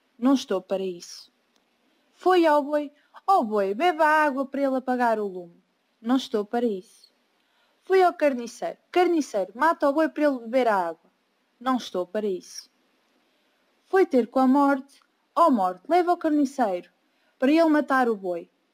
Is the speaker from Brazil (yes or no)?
no; Portugal; tenho 17 anos e sou de Portugal.